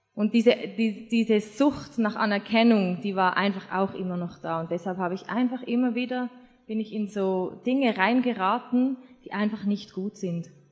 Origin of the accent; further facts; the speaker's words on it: Switzerland; moved away as an adult; now in Austria; ich bin Schweizerin, wohne in Österreich, habe einen deutschen Mann